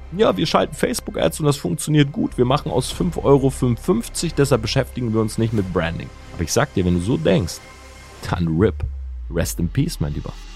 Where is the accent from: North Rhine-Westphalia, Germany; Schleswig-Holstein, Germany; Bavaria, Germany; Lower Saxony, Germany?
Lower Saxony, Germany; Delmenhorst; bin groß geworden in der Stadt Delmenhorst